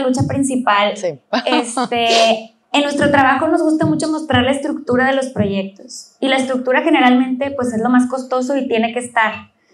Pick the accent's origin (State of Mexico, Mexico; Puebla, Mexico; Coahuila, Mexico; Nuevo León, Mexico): Nuevo León, Mexico; Monterrey; yo que soy de Monterrey